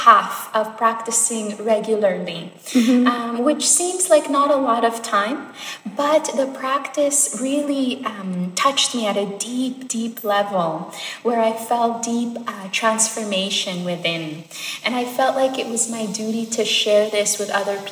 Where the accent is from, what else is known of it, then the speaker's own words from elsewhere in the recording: Montreal, Quebec, Canada; moved away as an adult; also born or lived in Sonora, Mexico; now in Saskatchewan, Canada; my family, we moved to Montreal, Quebec when I was 5 years old. And then I grew up there.